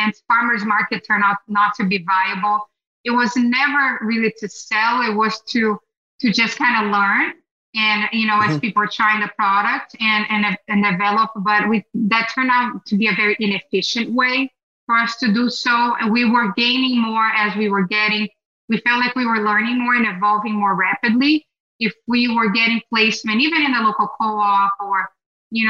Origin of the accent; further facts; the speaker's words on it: Brazil; now in United States; I grew up in Brazil eating Brazilian cheese bread